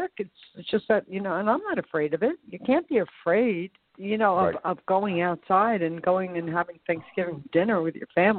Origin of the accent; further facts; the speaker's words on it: New Jersey, United States; I'm from New Jersey. I'm living in New Jersey.